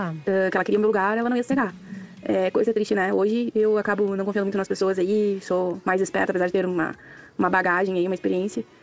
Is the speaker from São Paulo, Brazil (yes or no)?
no; Rio Grande do Sul, Brazil; moved away as an adult; now in Santa Catarina, Brazil; eu sou natural do Rio Grande do Sul e eu tô aqui em Santa Catarina tem três anos